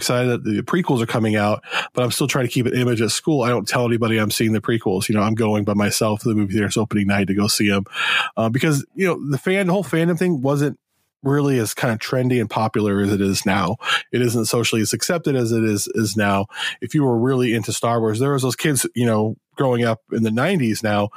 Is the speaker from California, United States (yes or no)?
yes; Southern California, United States; also born or lived in Arizona; we moved to Southern California from Arizona in 88, 89